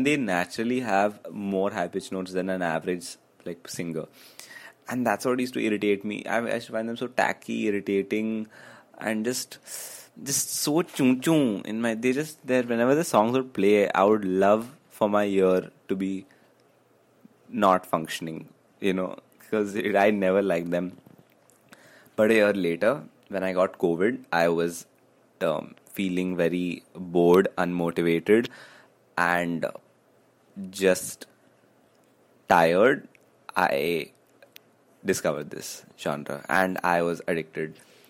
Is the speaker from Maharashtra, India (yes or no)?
no; Karnataka, India; first language Kannada; Kannada because Kannada is my mother tongue.